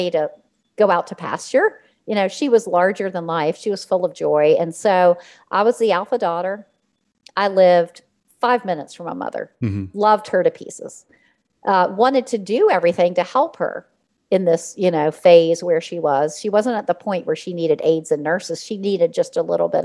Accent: Richmond, Virginia, United States; I was born and raised in Richmond, Virginia

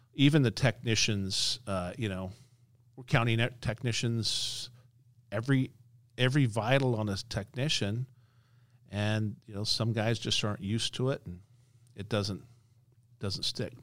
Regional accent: Las Vegas, Nevada, United States; I'm born and raised in Las Vegas, based in Las Vegas

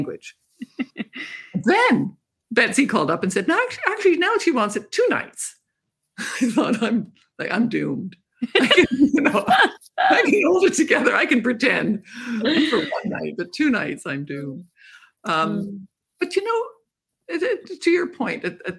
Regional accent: Canada; I'm a Canadian.

